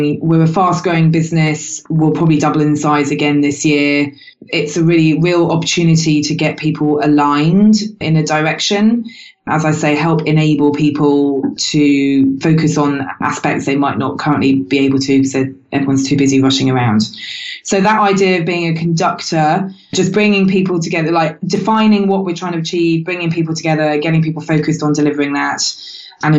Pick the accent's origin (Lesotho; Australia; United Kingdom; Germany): United Kingdom; I'm British